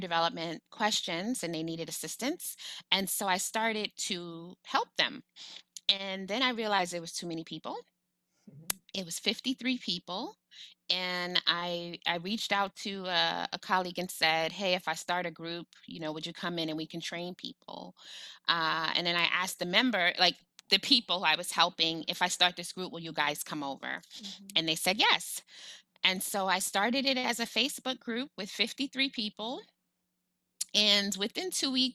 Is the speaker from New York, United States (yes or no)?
yes; New York City, New York, United States; I'm a Black woman from New York City.